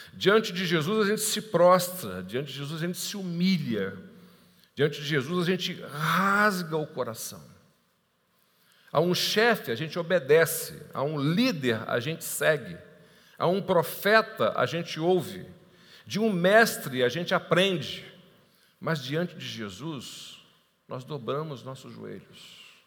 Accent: Niterói, Rio de Janeiro, Brazil; also born or lived in Tijuca, Rio de Janeiro; Eu moro em Niterói, embora seja carioca, da Gema, nasci na Tijuca, né? tijucano aqui, nasci na frente, no Hospital Evangélico, na frente do Morro do Salgueiro. Então, eu sou tijucano, assim, carioca da Gema, mas moro em Niterói desde o meu nascimento

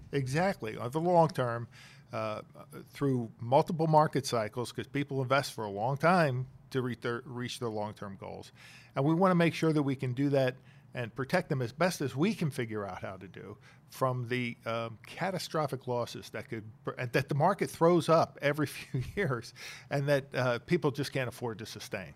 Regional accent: Bucks County, Pennsylvania, United States; also born or lived in Chester, Pennsylvania; I was born in Chester, Pennsylvania, raised in Bucks County

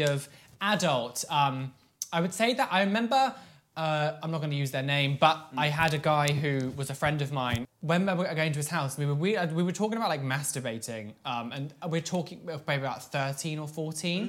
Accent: Devon, South West England, United Kingdom; I'm from Devon

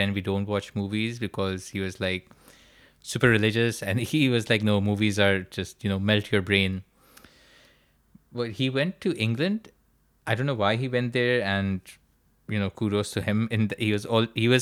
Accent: Karachi, Sindh, Pakistan; moved away as an adult; now in United Kingdom; We're both from Karachi, and both of us are currently training in psychiatry in the UK.

